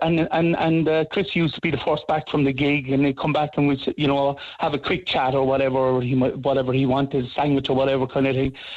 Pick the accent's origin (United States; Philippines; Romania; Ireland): Ireland; Douglas, Munster; I used to be in a few pubs around Douglas here. I'm from Douglas myself